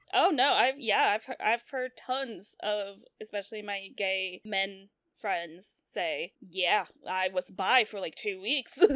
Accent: the South, United States; we grew up in the South

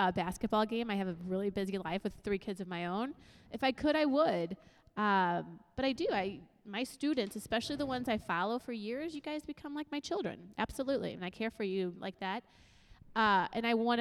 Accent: United States; I'm an American first

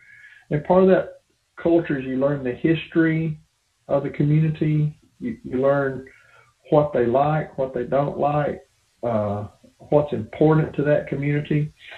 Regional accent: Tennessee, United States; accent: hillbilly English; moved away as an adult; also born or lived in northern Michigan; I grew up in a little country town, like I said, in the hills of Tennessee.

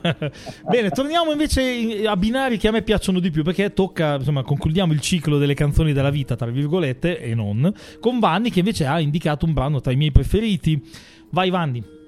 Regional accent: Emilia-Romagna, Italy; io che sono romagnolo quindi tendenzialmente sono un po' sburone

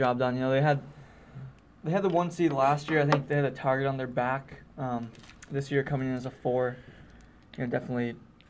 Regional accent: Northeast, United States; not just because I'm from the Northeast

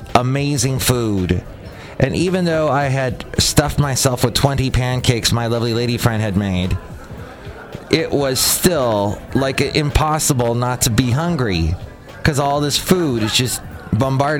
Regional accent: United States

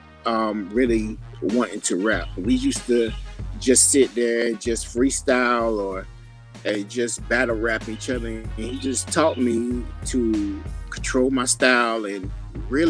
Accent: Blackville, South Carolina, United States; also born or lived in Columbia, South Carolina; I'm from Columbia, South Carolina. Born and raised in Blackville, South Carolina

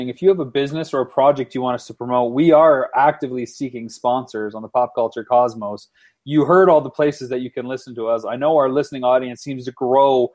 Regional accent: London, Ontario, Canada; Ryan Gosling from my hometown of London, Ontario

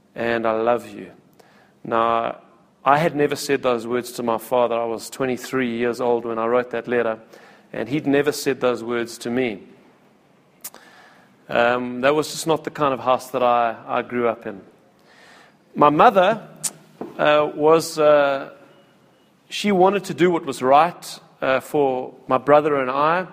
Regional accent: Cape Town, Western Cape, South Africa; also born or lived in Pretoria / Wingate Park; I was born in Cape Town, and I was raised pretty much in Cape Town, a little bit in Pretoria and Wingate Park, but for the most part raised in Cape Town.

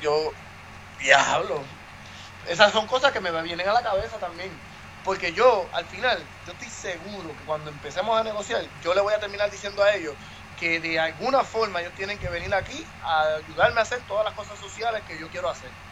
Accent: Puerto Rico; yo soy el único puertorriqueño

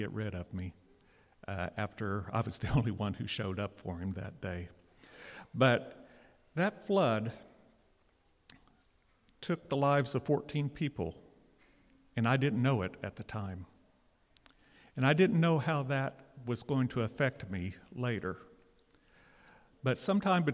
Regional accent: Catoosa, Oklahoma, United States; I grew up in Catoosa, or a little bit east of Catoosa

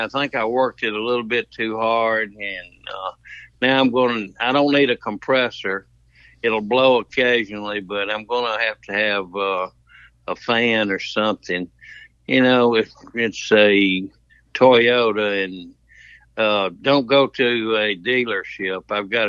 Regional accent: Mississippi, United States; So that's where we came in together because we're both from the Tupelo, Pontotoc area, Taco Polo.

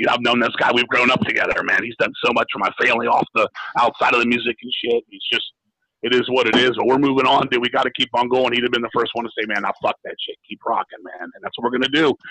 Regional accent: United States; I'm very American

